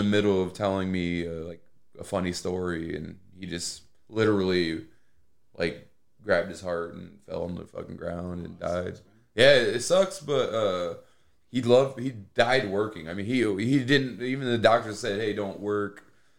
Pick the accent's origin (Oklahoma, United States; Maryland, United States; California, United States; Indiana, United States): Indiana, United States; Plymouth; I mean, I'm from Plymouth, you know, born and raised.